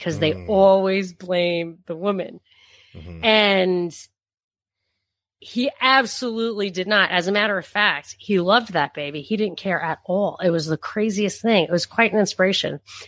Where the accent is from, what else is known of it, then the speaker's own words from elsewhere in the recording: New York, United States; moved away as an adult; also born or lived in Texas; we're from New York.